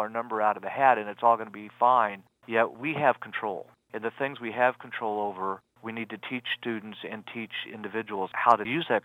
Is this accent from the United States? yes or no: yes; Liberty, Missouri, United States; Liberty, Missouri, which is what my hometown is